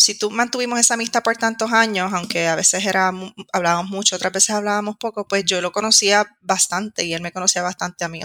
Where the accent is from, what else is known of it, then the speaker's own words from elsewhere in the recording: Puerto Rico; moved away as an adult; now in Madrid, Spain; soy de Puerto Rico